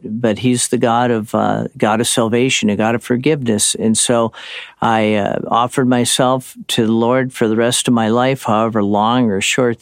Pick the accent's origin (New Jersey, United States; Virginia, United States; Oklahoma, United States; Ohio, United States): Ohio, United States; Cleveland; moved away as an adult; also born or lived in California; church growing up in Cleveland